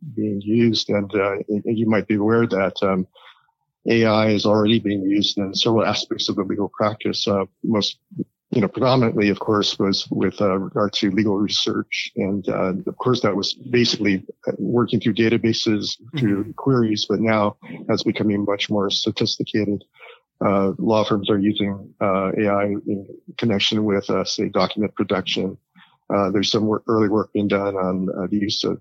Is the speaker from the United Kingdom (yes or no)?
no; Hawaii, United States; moved away; I also happen to be raised in Hawaii